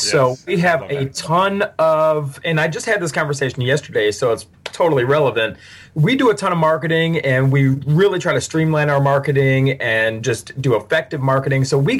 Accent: Cleveland, Ohio, United States; moved away; I'm from Cleveland, Ohio, born and raised originally.

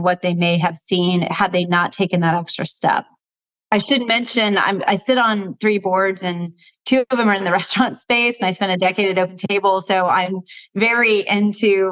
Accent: Texas, United States; also born or lived in New Orleans, Louisiana; now in Oakland, United States; I was born in New Orleans, raised mostly in Texas, and I live in Oakland, California.

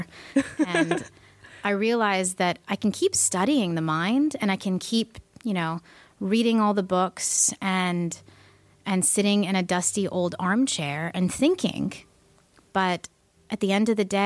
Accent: East Bay, California, United States; I grew up actually in the East Bay my entire life

